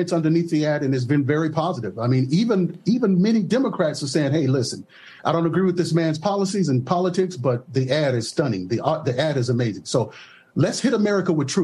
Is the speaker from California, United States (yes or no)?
no; Mississippi, United States; I grew up in the South. I grew up in Mississippi